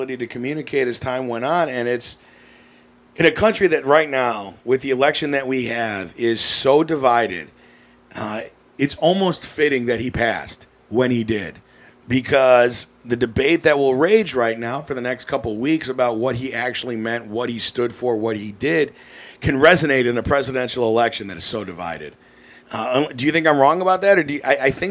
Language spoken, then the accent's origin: English; Glenview, Illinois, United States; I'm from Glenview, and we have brick sidewalks